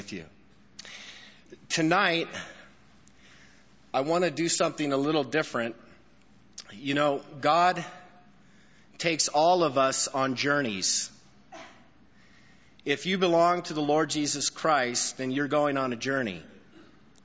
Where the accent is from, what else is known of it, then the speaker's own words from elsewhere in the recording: Albuquerque, New Mexico, United States; now in El Paso, United States; Coming to Albuquerque is a blessing for me because it's a homecoming for me. This is my hometown.